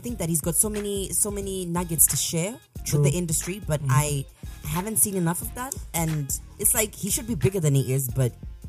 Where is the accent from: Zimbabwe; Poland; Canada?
Zimbabwe; I'm from Mabuku.